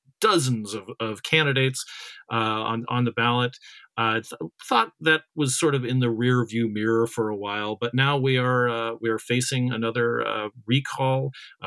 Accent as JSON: {"language": "English", "town": "Cottonwood", "region": "Arizona", "country": "United States", "tie": "born or raised there", "said": "I grew up in Cottonwood, about 15 miles, away from Sedona."}